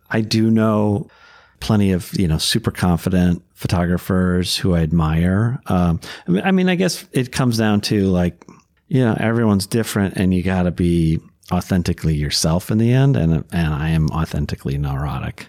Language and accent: English; Minnesota, United States; I was born and raised in Minnesota and have lived here my whole life